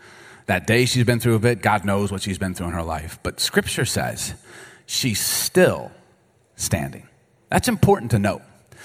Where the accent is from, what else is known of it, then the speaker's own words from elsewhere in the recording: Baltimore, Maryland, United States; also born or lived in Chicago; I grew up in Baltimore and Chicago, and so if you don't curse, you're going to get beat up.